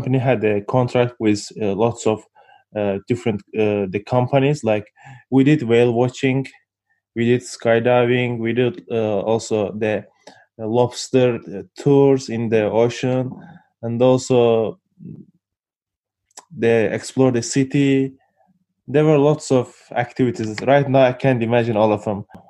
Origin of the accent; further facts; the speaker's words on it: Azerbaijan; English is a second language; I'm actually from Azerbaijan as well, as my sister is from Azerbaijan